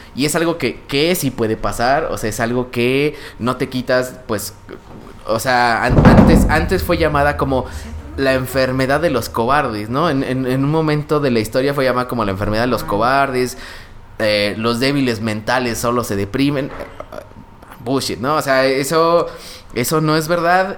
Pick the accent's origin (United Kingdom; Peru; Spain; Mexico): Mexico; mexicano promedio